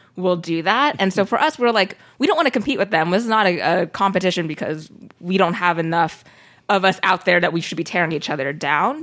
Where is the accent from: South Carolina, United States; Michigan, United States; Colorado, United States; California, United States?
California, United States; Sacramento; I grew up in Sacramento, which is a very diverse city